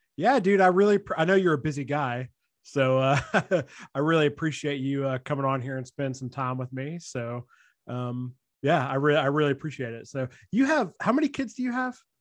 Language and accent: English; Nashville, Tennessee, United States; we're both from the Nashville area